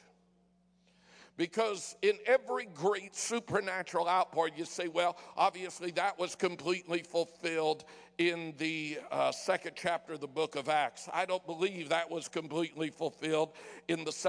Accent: Denver, Colorado, United States; moved away; also born or lived in San Francisco, California; I was born in San Francisco and raised in Denver

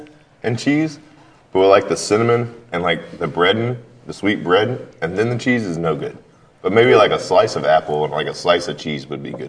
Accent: the South, United States; I'm from the South

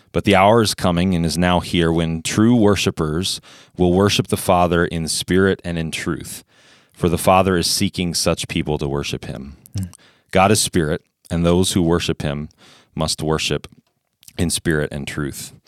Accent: Indianapolis, Indiana, United States; moved away as an adult; also born or lived in Ohio; now in Fargo, United States; I grew up in Indianapolis, so I'm not a native Fargo-in either

